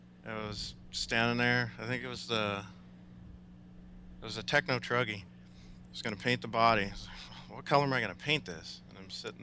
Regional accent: Rohnert Park, California, United States; also born or lived in Bend, Oregon; Rohnert Park, California.

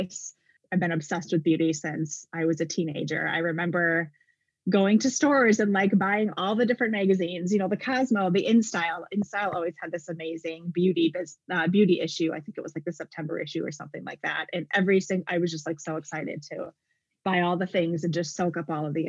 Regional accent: Wisconsin, United States; moved away as an adult; now in Arizona, United States; I was born and raised in Wisconsin

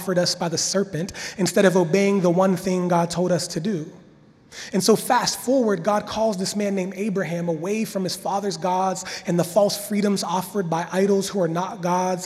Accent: Washington, Pennsylvania, United States; moved away; I'm from Pennsylvania. Washington, Pennsylvania, small town. We had a creek in my backyard

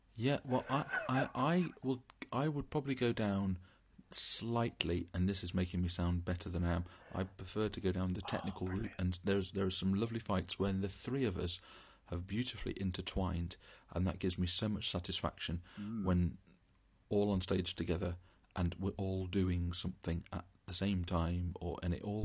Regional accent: East Midlands, United Kingdom; also born or lived in Derby; I'm from the Midlands.

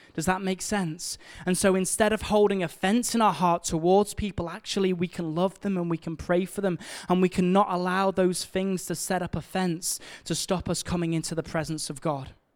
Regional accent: Liverpool, North West England, United Kingdom; we're from Liverpool

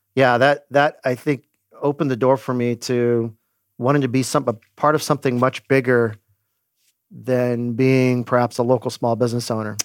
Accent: Glendora, California, United States; now in San Luis Obispo, United States; I grew up in Glendora, California

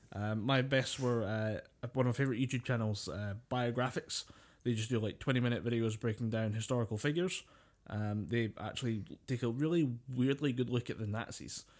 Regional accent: United Kingdom; we're British, we've grown up with a kinda folklore

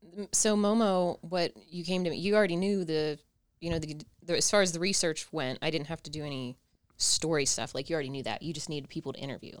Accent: Ohio, United States; I'm from Ohio

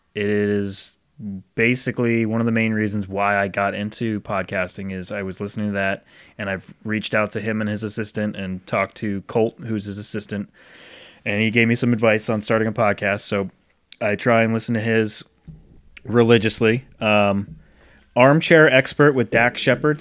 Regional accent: Rhode Island, United States; growing up in Rhode Island

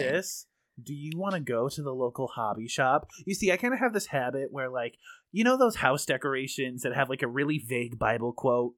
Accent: United States; I'm American

